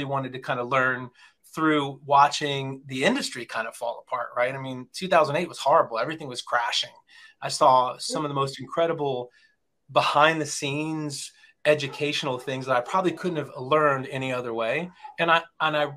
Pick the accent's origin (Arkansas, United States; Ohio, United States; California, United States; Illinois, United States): Illinois, United States; Champaign; moved away; I am originally from Champaign, Urbana, Illinois